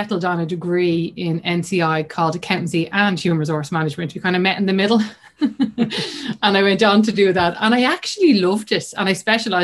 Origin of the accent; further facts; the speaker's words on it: Dublin, Leinster, Ireland; I'm from Dublin. Grew up in the north side of Dublin